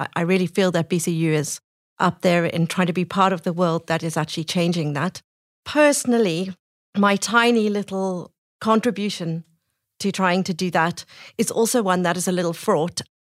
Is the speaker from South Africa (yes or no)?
yes; Cape Town, Western Cape, South Africa; moved away as an adult; now in Birmingham, United Kingdom; I'm South African originally from Cape Town.